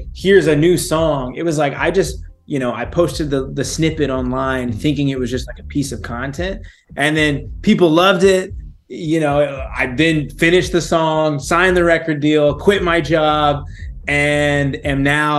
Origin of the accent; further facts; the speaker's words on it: Texas, United States; moved away as an adult; now in Los Angeles, United States; I'm from Texas. I moved out to L.A. for work after college